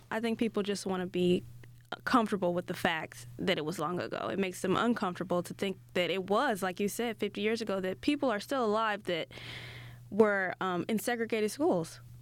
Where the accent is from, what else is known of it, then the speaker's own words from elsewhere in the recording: Gary, Indiana, United States; I grew up in Gary, a predominantly black, um, neighborhood, and I went to school there until the eighth grade